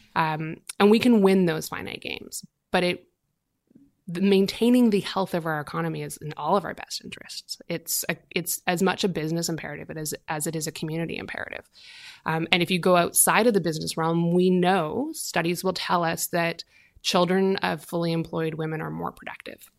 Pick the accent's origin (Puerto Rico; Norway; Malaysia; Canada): Canada; Southern Alberta; I grew up in Southern Alberta